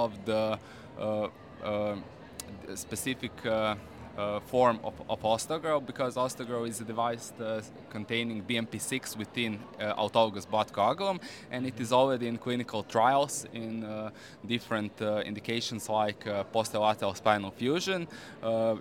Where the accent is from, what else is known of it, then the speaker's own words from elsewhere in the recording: Croatia; I'm from Croatia